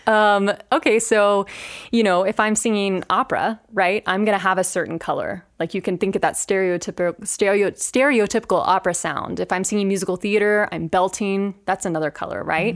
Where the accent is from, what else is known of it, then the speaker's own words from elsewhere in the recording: Chattanooga, Tennessee, United States; moved away as an adult; also born or lived in Denver; now in Grand Junction, United States; I am originally from Chattanooga, Tennessee